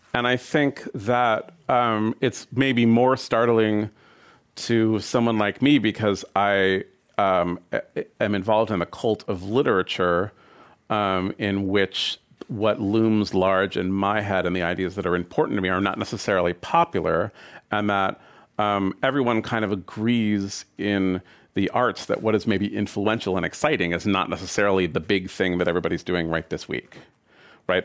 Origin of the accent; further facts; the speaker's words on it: San Francisco, California, United States; my hometown of San Francisco